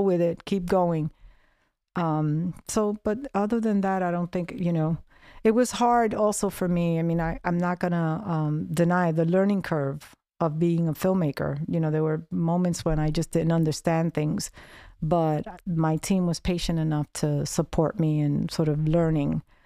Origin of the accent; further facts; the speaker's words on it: New York City, New York, United States; growing up in the South Bronx